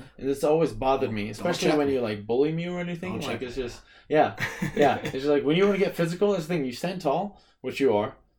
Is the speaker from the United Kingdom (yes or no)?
yes; England, United Kingdom; also born or lived in France; I was 5 years old. The year is 1996. I was born in France, and on Christmas break, we moved to England, exactly that year.